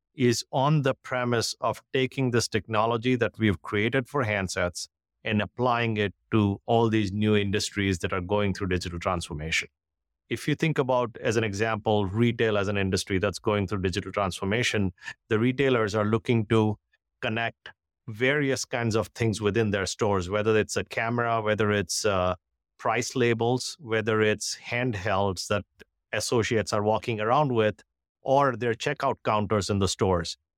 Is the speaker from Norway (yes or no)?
no; India; moved away as an adult; now in United States; I grew up in India, uh, went to engineering school in India